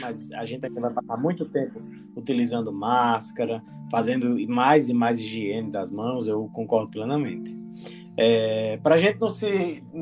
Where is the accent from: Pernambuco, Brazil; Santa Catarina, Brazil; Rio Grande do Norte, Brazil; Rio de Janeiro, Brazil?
Rio Grande do Norte, Brazil; moved away; quando eu era criança que, que é, lá no Rio Grande do Norte, na minha terra